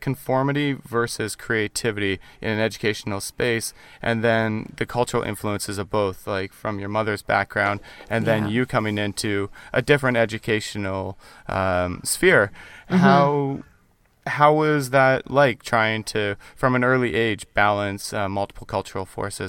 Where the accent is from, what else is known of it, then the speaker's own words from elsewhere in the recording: Canada; I grew up in Canada too.